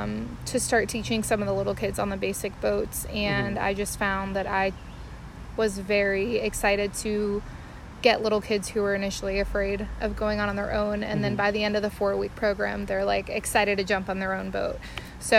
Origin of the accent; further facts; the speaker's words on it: South Florida, United States; moved away as an adult; now in North Carolina, United States; I grew up in South Florida, right along the beach. I recently moved to North Carolina about a year ago to start working as a nurse.